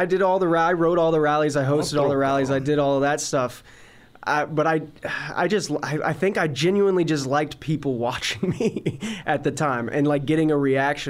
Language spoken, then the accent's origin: English; Covina, California, United States; I grew up in Covina, which is only about 30 minutes east from here.